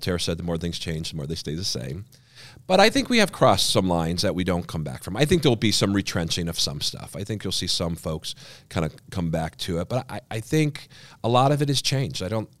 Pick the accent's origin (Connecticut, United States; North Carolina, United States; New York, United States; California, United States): New York, United States; Schenectady; moved away; I grew up in Schenectady, New York